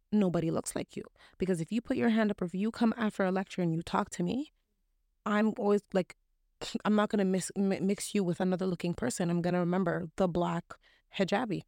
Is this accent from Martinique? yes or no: no; Canada; also born or lived in Toronto; I'm just as Canadian as you